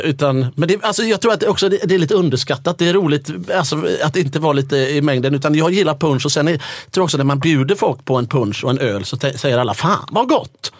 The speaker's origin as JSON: {"language": "Swedish", "town": "Gothenburg", "region": "Västra Götaland", "country": "Sweden", "said": "Jag som är från Göteborg"}